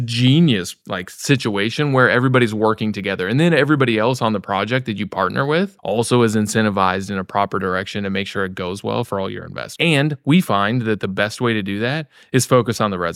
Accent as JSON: {"language": "English", "region": "Missouri", "country": "United States", "tie": "born or raised there", "also_born_or_lived": "Florida / Kansas City", "said": "I grew up in Missouri, yeah, in those arcs"}